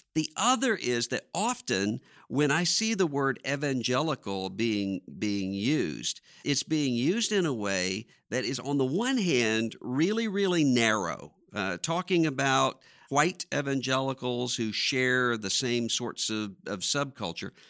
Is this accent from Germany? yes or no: no; Biloxi, Mississippi, United States; I'm from Biloxi, Mississippi